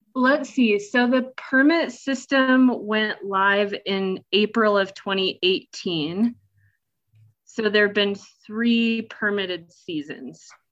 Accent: Nebraska, United States; moved away as an adult; now in Colorado, United States; I grew up in Nebraska

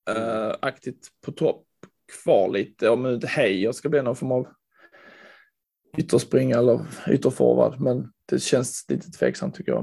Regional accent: Landskrona, Skåne, Sweden; Jag växte upp i Landskrona

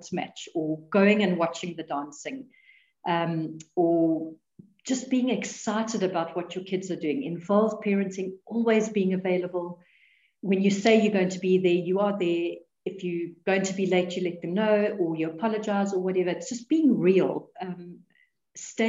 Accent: South Africa; we're South African

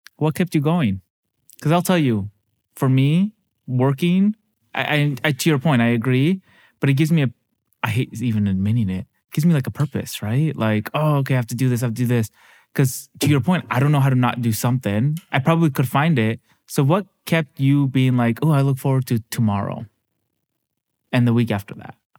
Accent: Mexico; I'm Mexican

